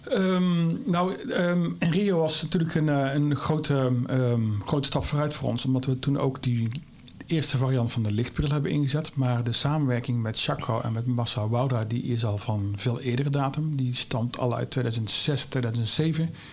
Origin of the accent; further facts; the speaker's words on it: Vught, North Brabant, Netherlands; accent: Brabant; is een Brabander, maar dat dat kun je makkelijk horen, denk ik. Eh, ik kom oorspronkelijk uit Vught